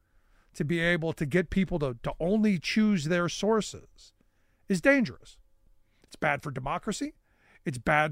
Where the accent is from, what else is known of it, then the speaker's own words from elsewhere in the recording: Cleveland, Ohio, United States; also born or lived in near Harrisburg, Pennsylvania; now in Pennsylvania, United States; when I grew up in Cleveland, you know, we used to ride the RTA